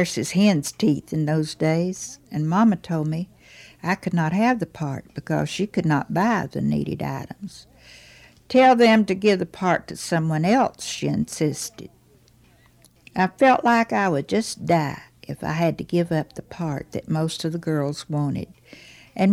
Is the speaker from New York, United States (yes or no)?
no; Dorchester, Virginia, United States; now in Wise, Virginia, United States; When I was growing up in Dorchester, Virginia